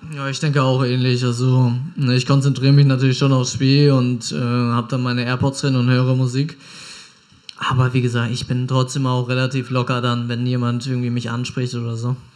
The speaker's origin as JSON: {"language": "German", "region": "Hamburg", "country": "Germany", "also_born_or_lived": "Pinneberg", "moved": "as an adult", "lives_now": "Bielefeld, Germany", "said": "Ich komme ja ursprünglich aus Hamburg"}